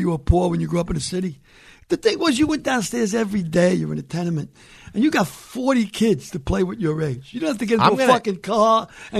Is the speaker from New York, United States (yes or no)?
yes; New York City, New York, United States; also born or lived in County Cork, Ireland; My thing about growing up in the Bronx in the 50s